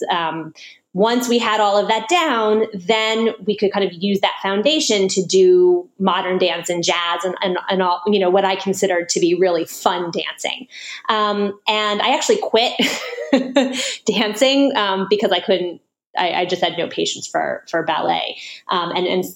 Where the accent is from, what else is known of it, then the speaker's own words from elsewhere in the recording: Washington, District of Columbia, United States; also born or lived in New York City; I grew up in Washington, D.C.